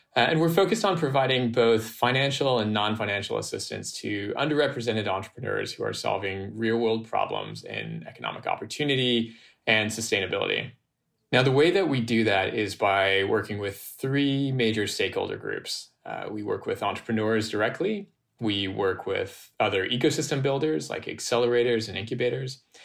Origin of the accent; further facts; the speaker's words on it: United States; I grew up in a mixed race, dual nationality household in the US